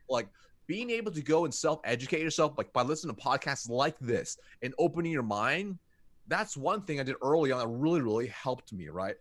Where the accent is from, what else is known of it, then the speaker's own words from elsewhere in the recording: United States; I was born in America